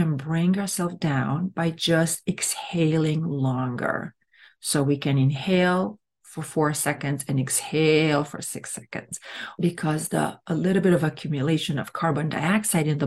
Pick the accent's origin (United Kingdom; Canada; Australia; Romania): Romania; English is a second language; moved away as an adult; now in United States; I come from a country that it's Latin. I come from Romania